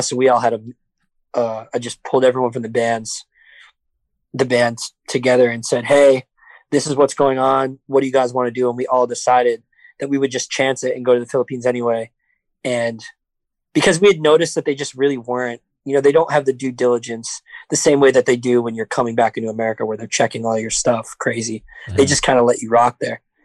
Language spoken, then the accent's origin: English; New York City, New York, United States; I'm from the city. I'm from Brooklyn